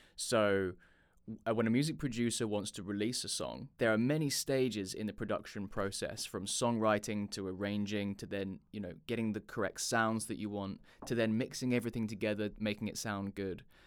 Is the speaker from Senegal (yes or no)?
no; Chichester, South East England, United Kingdom; also born or lived in London; I'm from the U K, a little, uh, town called Chichester on the south coast of England